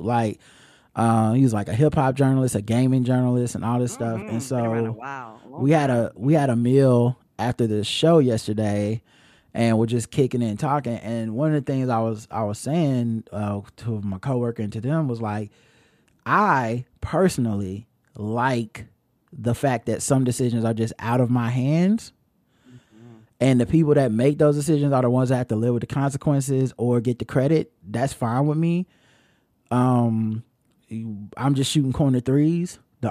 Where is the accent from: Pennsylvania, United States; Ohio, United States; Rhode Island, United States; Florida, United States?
Pennsylvania, United States; Philadelphia; Growing up in Philadelphia, I remember them being called grinders.